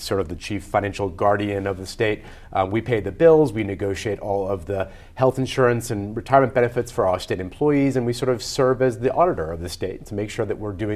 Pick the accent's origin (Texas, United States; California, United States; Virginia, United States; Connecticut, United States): Connecticut, United States; Guilford; I grew up in Guilford